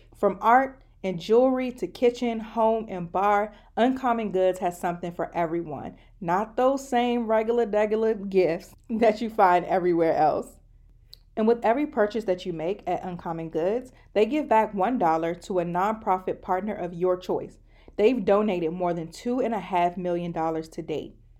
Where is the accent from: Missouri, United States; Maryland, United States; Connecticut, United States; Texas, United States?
Maryland, United States; I'm from Maryland.